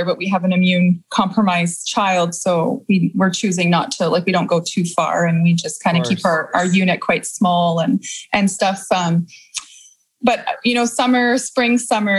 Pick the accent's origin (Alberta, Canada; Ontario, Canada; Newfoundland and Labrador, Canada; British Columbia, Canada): British Columbia, Canada; Victoria; also born or lived in Quebec City; now in Kamloops, Canada; I'm originally from Victoria. So I grew up in Victoria and a bit in Quebec City.